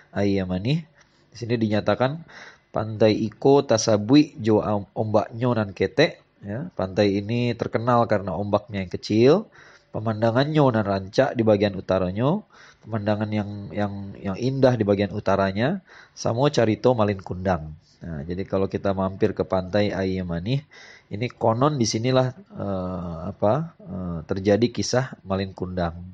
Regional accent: West Sumatra, Indonesia; Ini ada sebuah kisah legenda yang yang sangat terkenal kalau menurut saya sih ya dari kampung halaman saya di Sumatera Barat.

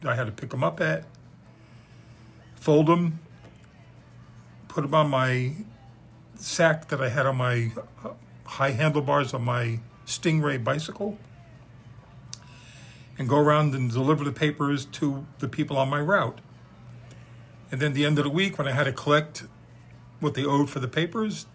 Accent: New York City, New York, United States; also born or lived in Bloomington, Illinois; now in Deerfield Beach, United States; I'm from Bayside, Queens, New York. I grew up there. I was born in Bloomington, Illinois

